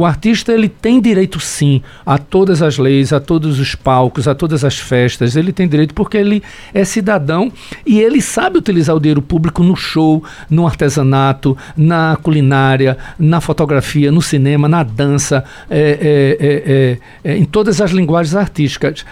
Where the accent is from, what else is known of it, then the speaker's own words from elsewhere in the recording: Carpina, Pernambuco, Brazil; also born or lived in Caruaru; eu venho da zona da Mata Norte